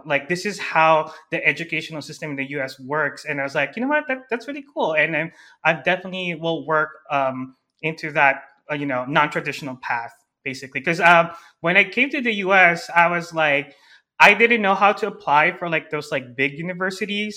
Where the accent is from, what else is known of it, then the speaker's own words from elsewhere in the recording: Philippines; first language Tagalog; English is a second language; now in United States; I was born and raised in the Philippines